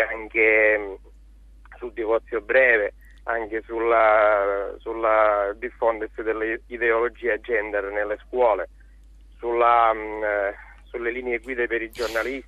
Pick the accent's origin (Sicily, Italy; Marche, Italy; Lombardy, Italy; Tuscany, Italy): Sicily, Italy; Agrigento; sono di Agrigento